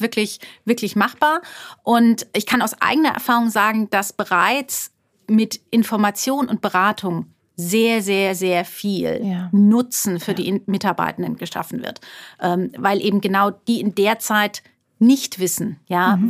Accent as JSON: {"language": "German", "town": "Karlsruhe", "region": "Baden-Württemberg", "country": "Germany", "also_born_or_lived": "Frankfurt / London", "moved": "as an adult", "lives_now": "Heidelberg, Germany", "said": "ich komme ursprünglich aus, aus Karlsruhe, aus, also aus Baden-Württemberg"}